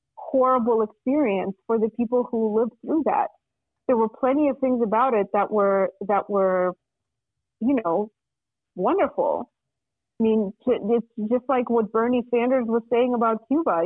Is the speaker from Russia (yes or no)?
yes; Russia; now in United States; I'm from Russia originally, and I came to the United States in 1997, um, and uh, so I like lived in Russia with my family through most of the 90s